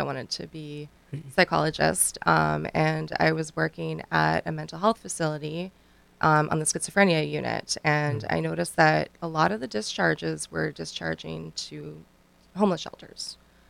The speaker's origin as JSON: {"language": "English", "country": "Canada", "lives_now": "United States", "said": "I'm actually from Canada. I've been here for just over 5 years now, and we have those facilities where I'm from."}